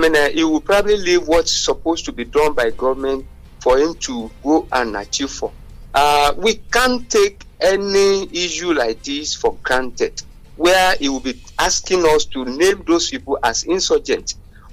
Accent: Abeokuta, Ogun State, Nigeria; from Abeokuta.

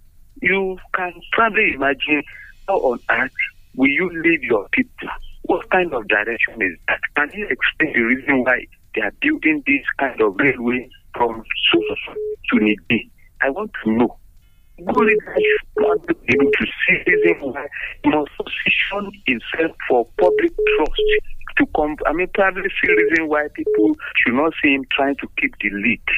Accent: Abeokuta, Ogun State, Nigeria; from Abeokuta.

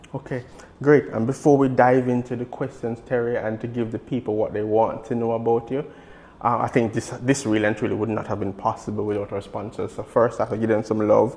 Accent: Jamaica; as a Jamaican

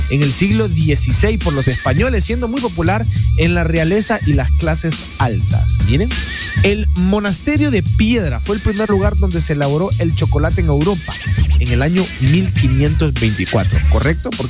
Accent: Honduras; Como catrachos.

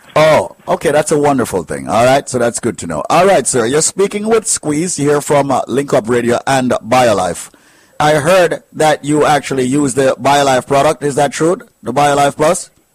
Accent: Jamaica; I am from Jamaica, and I love my country

